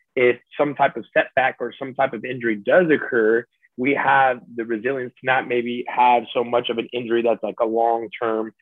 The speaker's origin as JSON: {"language": "English", "town": "Salinas", "region": "California", "country": "United States", "tie": "born or raised there", "said": "I was born and raised out there"}